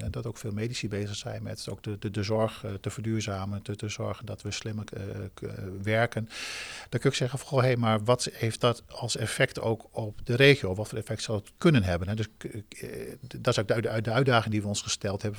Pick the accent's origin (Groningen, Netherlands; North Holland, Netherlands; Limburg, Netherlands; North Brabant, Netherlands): Groningen, Netherlands; ik ben een Groninger, dan word je wat kort voor de kop.